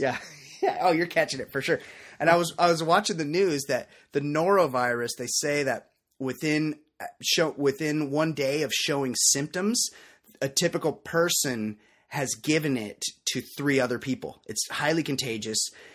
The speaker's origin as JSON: {"language": "English", "region": "West Coast", "country": "United States", "tie": "born or raised there", "said": "growing up on the West Coast where I'm from"}